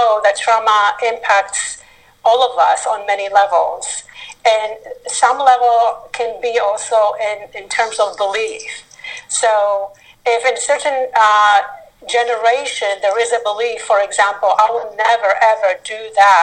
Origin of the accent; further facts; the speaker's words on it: Northern Israel, Israel; moved away; I grew up in a small community in northern Israel